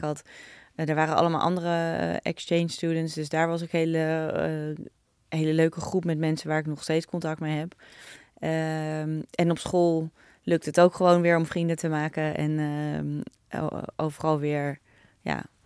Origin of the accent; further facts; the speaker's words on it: Naarden, North Holland, Netherlands; Ik ben opgegroeid in Naarden